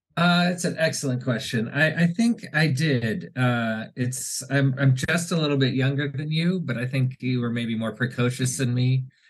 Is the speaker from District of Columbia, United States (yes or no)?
yes; Washington, District of Columbia, United States; I grew up in Washington D.C.